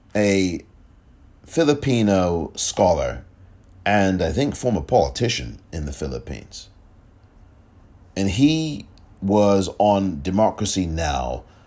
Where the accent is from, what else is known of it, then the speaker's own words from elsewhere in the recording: England, United Kingdom; now in United States; I'm from England